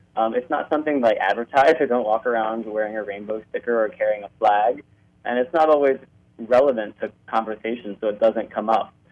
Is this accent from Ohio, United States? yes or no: yes; Cincinnati, Ohio, United States; moved away as an adult; now in Toronto, Canada; I grew up in Cincinnati, Ohio